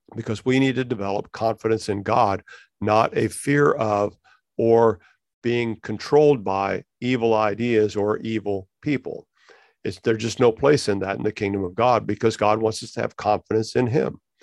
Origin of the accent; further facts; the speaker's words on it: United States; we as American Christians